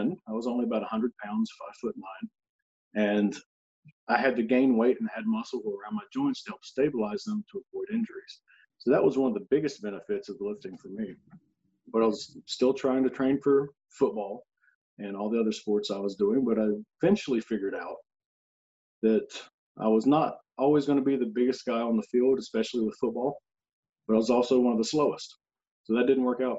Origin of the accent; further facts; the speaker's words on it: North Carolina, United States; moved away as an adult; now in East Tennessee, United States; I originally grew up in North Carolina, which is just one state over, in a very similar area. It's pretty rural in general, small town